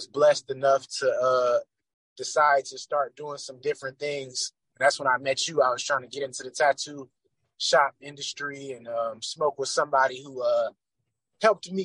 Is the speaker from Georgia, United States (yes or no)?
yes; Atlanta, Georgia, United States; As I grew up in Atlanta